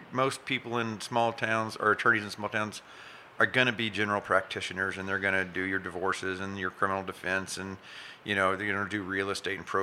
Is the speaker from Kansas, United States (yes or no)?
yes; Chautauqua, Kansas, United States; also born or lived in Saint Paul, Kansas; I grew up in Chautauqua, Chautauqua, And then I live in Saint Paul now. So, and I, yeah, so I'm, I'm local Southeast Kansas through and through.